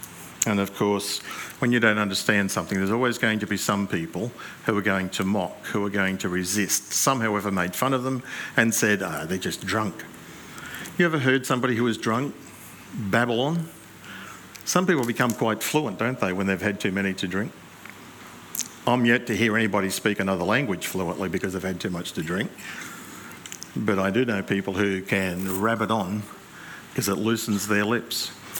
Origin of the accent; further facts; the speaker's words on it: New South Wales, Australia; Yes. I'm from New South Wales.